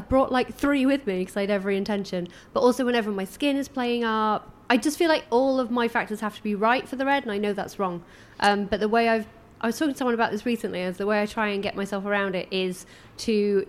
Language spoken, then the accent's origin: English; Doncaster, Yorkshire and the Humber, United Kingdom; moved away; growing up in Donny